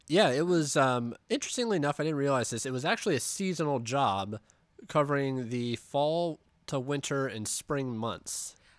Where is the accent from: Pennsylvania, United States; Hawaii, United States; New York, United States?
Pennsylvania, United States; Pittsburgh; we're from Pittsburgh